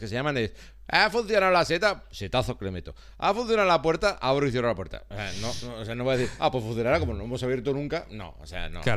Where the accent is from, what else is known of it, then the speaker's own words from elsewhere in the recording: Basque Country, Spain; somos vascos, solo somos vascos